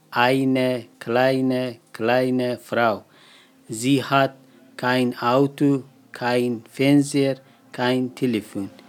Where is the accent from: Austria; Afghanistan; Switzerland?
Afghanistan; ich komme aus Afghanistan.